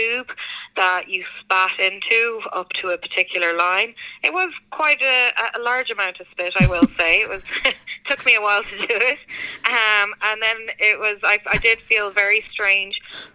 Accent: Ireland; moved away as an adult; now in Connecticut, United States; this is not a Connecticut accent as well. So I'm actually from Ireland, and I emigrated to the US 5 years ago

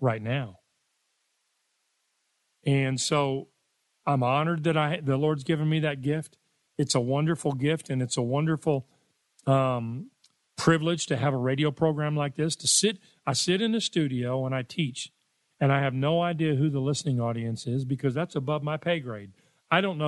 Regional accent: Richardson, Texas, United States; I grew up in Richardson, Texas.

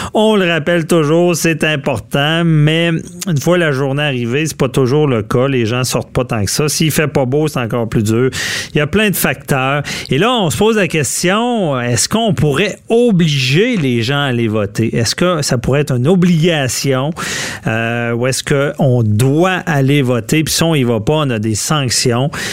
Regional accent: Quebec City, Quebec, Canada; je suis de Québec

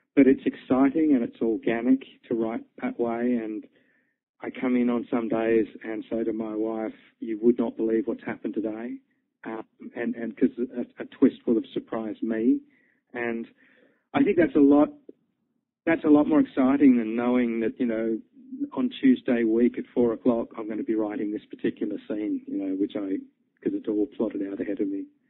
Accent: Australia; moved away as an adult; also born or lived in London, United Kingdom; I was born and bred in Australia, but I spent a lot of time working in, in the UK on Fleet Street

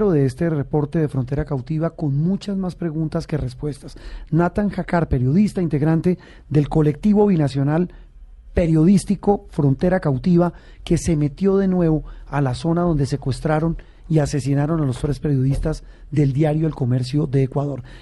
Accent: Bogotá, Colombia; Yo soy rolo

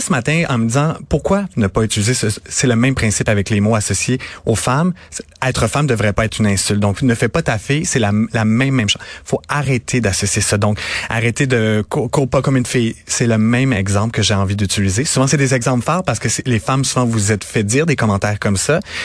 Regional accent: Napierville, Quebec, Canada; je viens de Montérégie, je viens de Napierville, pas très loin de Montréal

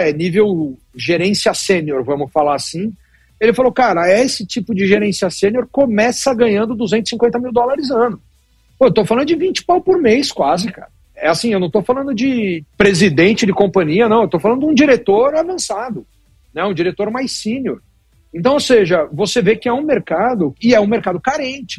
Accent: Brazil; now in United States; nós somos brasileiros

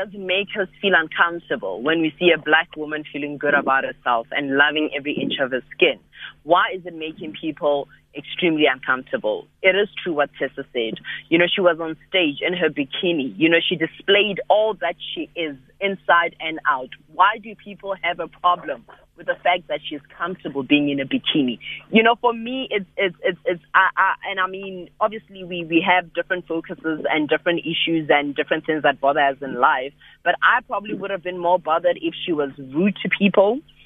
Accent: Limpopo, South Africa; I'm from Limpopo

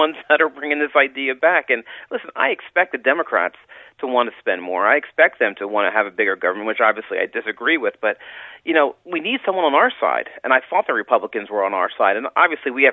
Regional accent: Philadelphia, Pennsylvania, United States; moved away; also born or lived in Washington, D.C.; I came originally from Philadelphia

